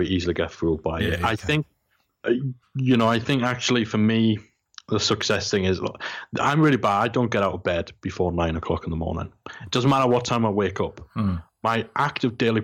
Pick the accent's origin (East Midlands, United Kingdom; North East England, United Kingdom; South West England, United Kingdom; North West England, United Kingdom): North East England, United Kingdom; Geordie; I'm Geordie, and I'm from the most working class place you come from.